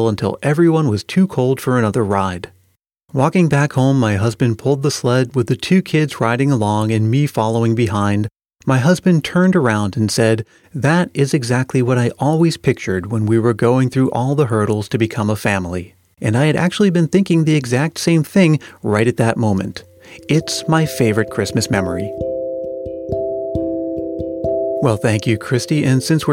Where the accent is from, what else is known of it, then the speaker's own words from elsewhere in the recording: Massachusetts, United States; I grew up in Massachusetts